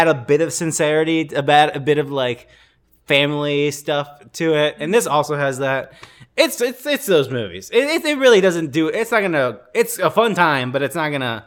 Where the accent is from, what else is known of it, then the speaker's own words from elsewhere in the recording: Chicago, Illinois, United States; I was born in Chicago